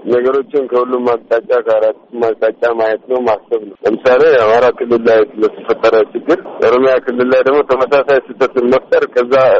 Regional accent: Adama, Oromia, Ethiopia

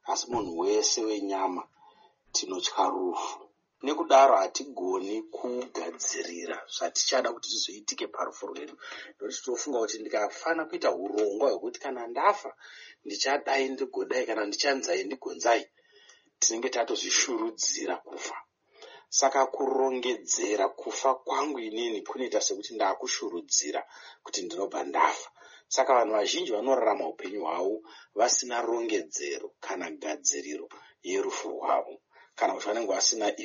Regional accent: Zimbabwe; moved away

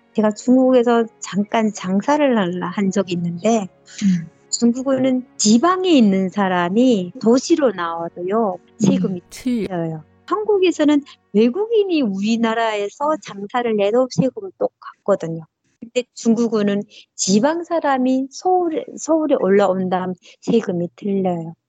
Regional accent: North Korea; accent: North Korean dialect; also born or lived in China / South Korea; now in United States; 제가 북한 사투리가 나왔나 봐요

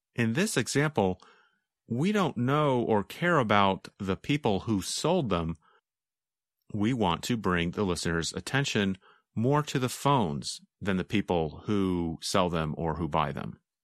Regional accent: North Carolina, United States; I grew up mostly in North Carolina

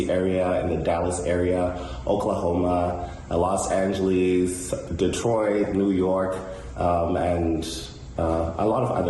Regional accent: Zimbabwe; which references a lot of my childhood and growing up in Zimbabwe and also using that as inspiration in my day to day living.

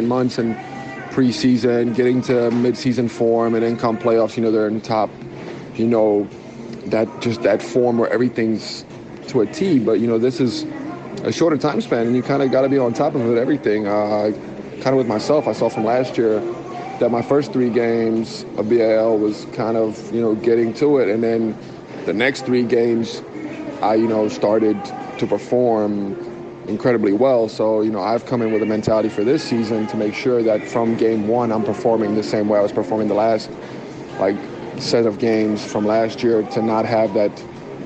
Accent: United States; now in South Africa; growing up in the States for a good amount of my life.

